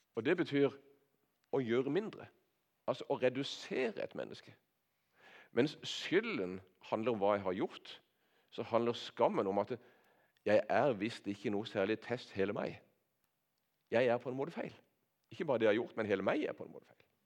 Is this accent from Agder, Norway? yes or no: yes; Nordland, ten km west of Kristiansand, Agder, Norway; jeg har vokst opp på bedehuset på Nordland, ei mil vest for her